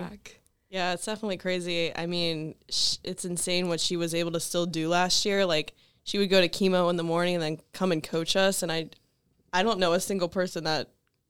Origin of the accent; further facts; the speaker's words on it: Pennsylvania, United States; I was from Pennsylvania. I am from Pennsylvania